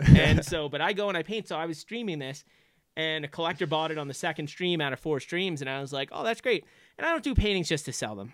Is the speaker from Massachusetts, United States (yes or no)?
no; Long Island, New York, United States; moved away as an adult; also born or lived in Boston; I grew up on Long Island